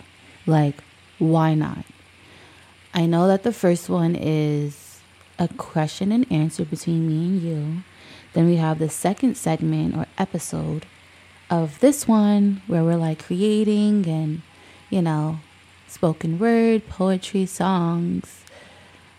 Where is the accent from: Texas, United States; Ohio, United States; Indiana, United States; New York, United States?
New York, United States; New York City; I might not have been raised in the hood, but I'm from Brooklyn